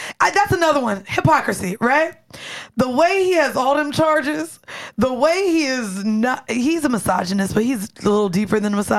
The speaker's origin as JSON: {"language": "English", "region": "Florida", "country": "United States", "moved": "yes", "said": "I'm from Florida."}